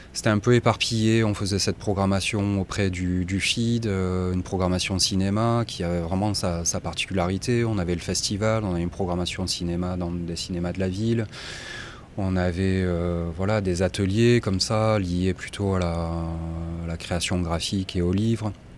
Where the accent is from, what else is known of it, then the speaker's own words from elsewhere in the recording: Marseille, Provence-Alpes-Côte d'Azur, France; moi je suis marseillais